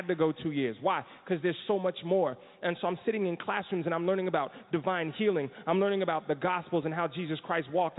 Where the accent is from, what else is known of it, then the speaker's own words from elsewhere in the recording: New Jersey, United States; now in Florida, United States; I'm from New Jersey